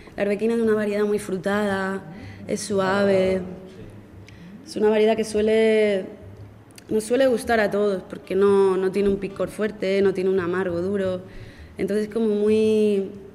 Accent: Yecla, Region of Murcia, Spain; aquí en mi pueblo, que era un pueblo de cultivos, de viña, de, olivos, de almendros

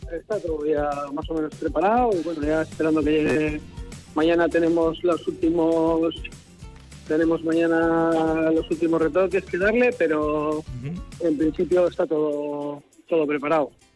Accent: Amurrio, Basque Country, Spain; born or raised there

